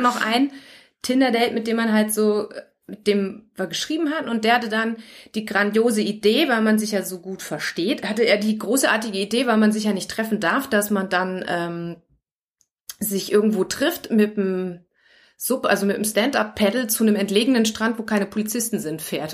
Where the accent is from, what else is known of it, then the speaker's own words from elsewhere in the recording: Germany; moved away; als Deutsche